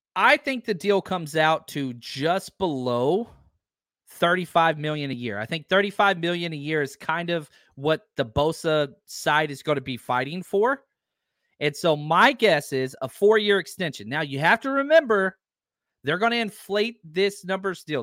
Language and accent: English; the South, United States; moved away; I'm from the South